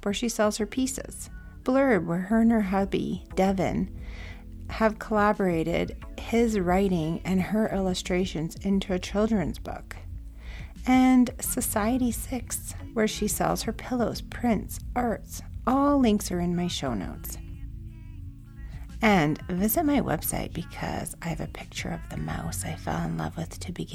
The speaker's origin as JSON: {"language": "English", "town": "Calgary", "region": "Alberta", "country": "Canada", "tie": "born or raised there", "said": "I grew up here, so I like being Canadian"}